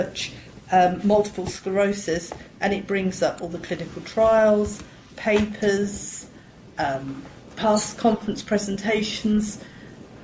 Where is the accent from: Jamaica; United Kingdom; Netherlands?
United Kingdom; England; I'm from England